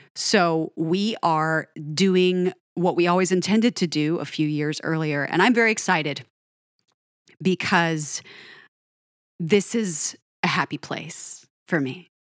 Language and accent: English; Denver, Colorado, United States; moved away as an adult; also born or lived in Pacific Northwest; I grew up in Denver